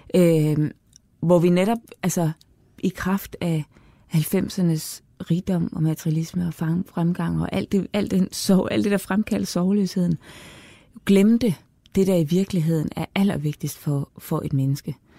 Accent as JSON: {"language": "Danish", "country": "Denmark", "said": "vi som danskere"}